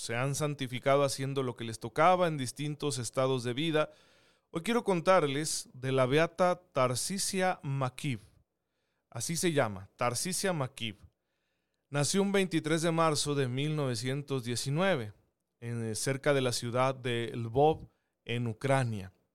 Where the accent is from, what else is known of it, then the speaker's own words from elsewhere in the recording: Saucillo, Chihuahua, Mexico; now in Chihuahua, Mexico; Yo soy originario de Saucillo